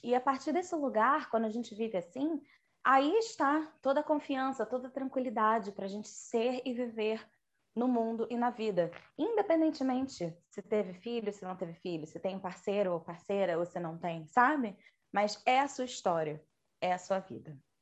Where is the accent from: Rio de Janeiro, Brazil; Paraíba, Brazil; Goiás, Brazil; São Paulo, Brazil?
Rio de Janeiro, Brazil; eu sou carioca